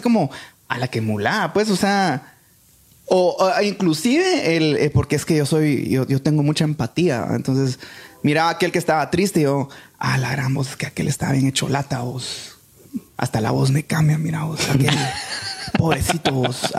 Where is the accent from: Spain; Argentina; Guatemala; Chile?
Guatemala; somos buenos los chapines